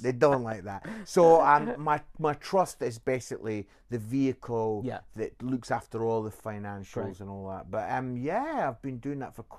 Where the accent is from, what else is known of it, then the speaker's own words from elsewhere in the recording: Scotland, United Kingdom; moved away; also born or lived in Edinburgh / Barnsley / Nottingham; I'm Scottish and I won't take you to where my great-grand my great-granddad. And I lived in Edinburgh for a lot of years.